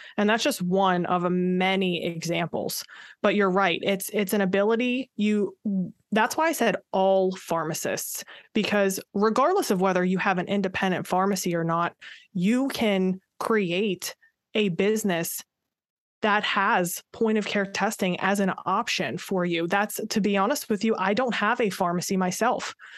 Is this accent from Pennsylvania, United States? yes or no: yes; Pittsburgh, Pennsylvania, United States; moved away as an adult; now in Maryland, United States; I am from the Pittsburgh area originally, born and raised